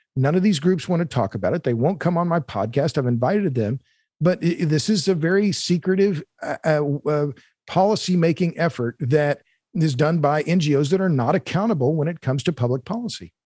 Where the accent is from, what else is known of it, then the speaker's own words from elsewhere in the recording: Tulsa, Oklahoma, United States; I'm born and raised in Tulsa, Oklahoma